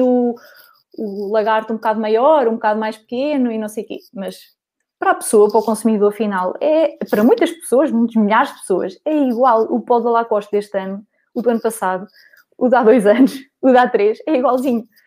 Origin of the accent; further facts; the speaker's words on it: Coimbra, Centro, Portugal; sou de Coimbra